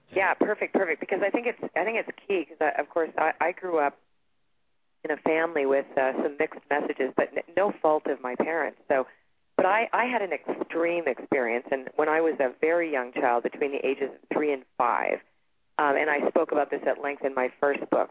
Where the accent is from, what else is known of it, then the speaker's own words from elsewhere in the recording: Toronto, Ontario, Canada; now in Sedona, United States; I'm originally from Toronto, Canada, and I live in Sedona, Arizona right now.